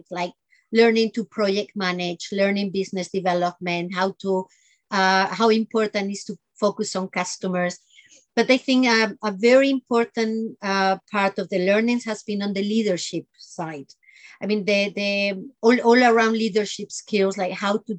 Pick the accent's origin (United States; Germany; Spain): Spain; I grew up in Spain, and pretty much between the south and the north.